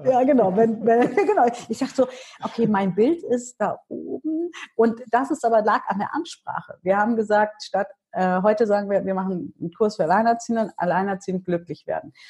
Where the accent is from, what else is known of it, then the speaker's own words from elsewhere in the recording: Hanover, Lower Saxony, Germany; ich bin ja in Hannover geboren und aufgewachsen